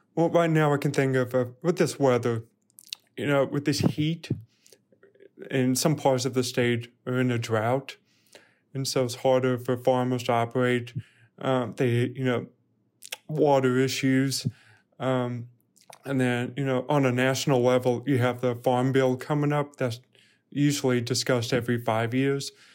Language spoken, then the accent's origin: English; Birmingham, Alabama, United States; moved away as an adult; also born or lived in Louisiana / Fayetteville, Arkansas; now in Arkansas, United States; I'm originally from Birmingham, Alabama. I did not grow up on a farm